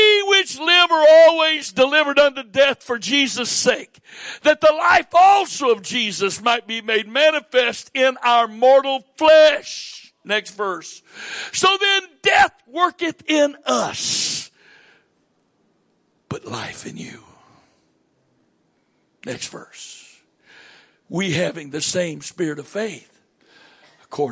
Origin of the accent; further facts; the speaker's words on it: southern United States, United States; accent: southern; moved away as an adult; also born or lived in Maryland; my accent says I'm from the southern part of the United States.